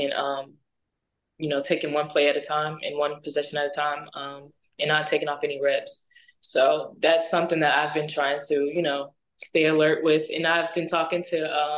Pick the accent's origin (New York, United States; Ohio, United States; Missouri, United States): Missouri, United States; now in Tallahassee, United States; I was raised in Missouri